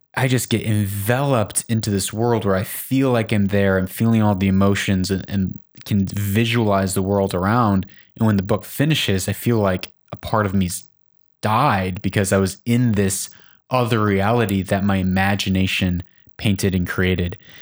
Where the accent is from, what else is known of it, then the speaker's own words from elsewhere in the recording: Chicago, Illinois, United States; Growing up in Chicago